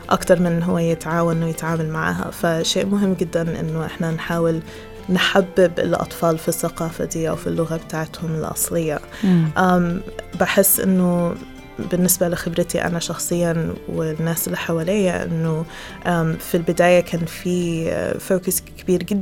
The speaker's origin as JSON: {"language": "Arabic", "country": "Egypt", "said": "واحنا كمصريين"}